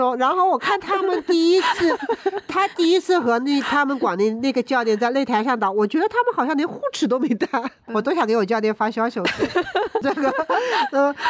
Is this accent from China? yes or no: yes; China; 那我觉得是跟我们中国人的运动意识有关